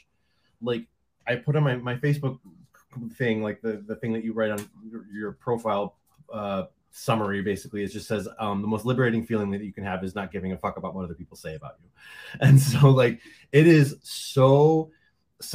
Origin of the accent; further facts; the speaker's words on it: Detroit, Michigan, United States; now in Fort Lauderdale, United States; I am originally from Detroit. But I live in Fort Lauderdale now